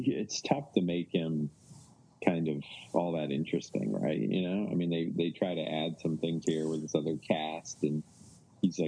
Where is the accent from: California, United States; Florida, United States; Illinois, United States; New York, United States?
New York, United States; Ithaca; my hometown